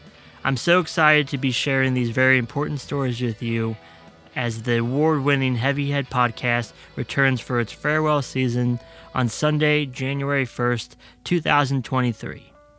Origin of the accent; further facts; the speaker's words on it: United States; my home country of the United States